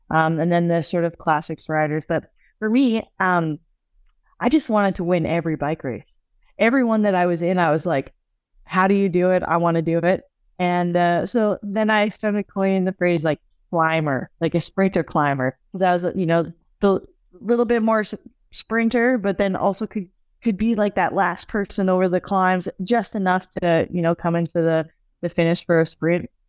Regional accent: Canada; you know, as a Canadian, you know, she's also Canadian.

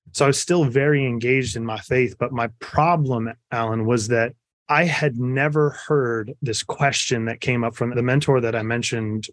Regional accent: just outside of Topeka, Kansas, United States; I was born in Kansas, just outside of Topeka

